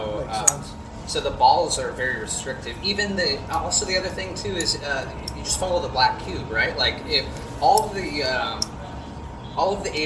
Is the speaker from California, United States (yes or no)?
yes; Los Angeles, California, United States; moved away as an adult; now in Kansas City, United States; I'm from Los Angeles